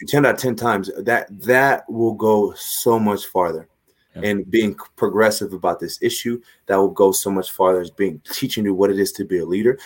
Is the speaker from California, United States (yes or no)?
yes; Los Angeles, California, United States; moved away; I'm from Los Angeles